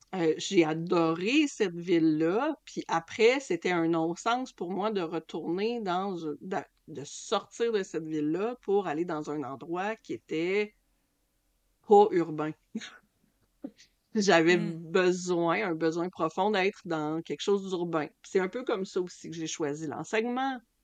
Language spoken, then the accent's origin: French; Lac Saint-Jean, Quebec, Canada; moved away; also born or lived in Toronto; j'ai quitté le Lac Saint-Jean pour m'en aller à Toronto